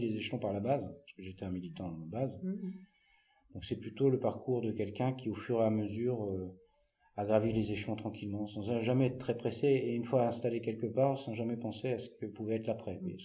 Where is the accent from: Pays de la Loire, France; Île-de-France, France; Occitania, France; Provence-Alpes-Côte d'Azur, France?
Île-de-France, France; Paris; moved away; also born or lived in Loir-et-Cher; Une enfance assez classique à Paris, puisque je suis né à Paris. J'ai vécu avec ma soeur et mon frère, mes parents à Paris